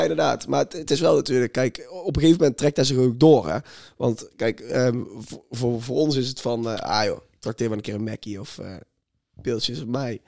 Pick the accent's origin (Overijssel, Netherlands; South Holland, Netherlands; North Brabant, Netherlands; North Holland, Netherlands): North Brabant, Netherlands; near Langenboom; Lange Boom is een gehucht bij ons in de buurt